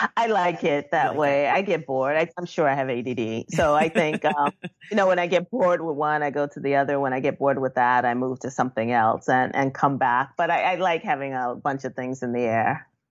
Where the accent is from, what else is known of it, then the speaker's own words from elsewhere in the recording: New York City, New York, United States; me growing up in Bushwick